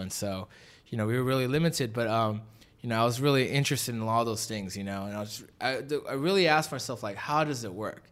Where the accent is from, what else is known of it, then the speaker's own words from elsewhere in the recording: Los Angeles, California, United States; from the valley, uh, was definitely raised there at Granada Hills High School